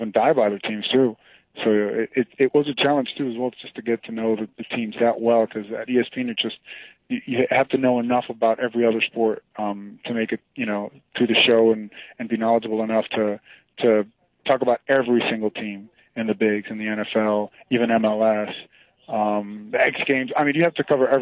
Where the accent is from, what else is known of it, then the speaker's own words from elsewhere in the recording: Venezuela; moved away; also born or lived in Miami, Florida, United States; I'm from Venezuela, and down there our national pastime is baseball. That's our number one passion. So I grew up loving baseball, but then as I got older and moved to the States